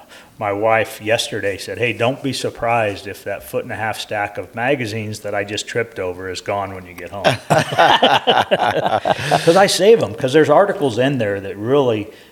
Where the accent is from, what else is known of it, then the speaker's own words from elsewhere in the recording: Northern California, United States; also born or lived in San Francisco / Redding, California; So I grew up in Northern California. Believe it or not, I was born in San Francisco. Don't hold that against me. You know, my mom was smart enough to get us out of there and when I was 6 years old and move us to Northern California.